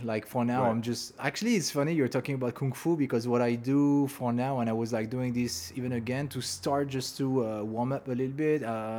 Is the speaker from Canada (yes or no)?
yes; Montreal, Quebec, Canada; moved away as an adult; now in Los Angeles, United States; we're from Montreal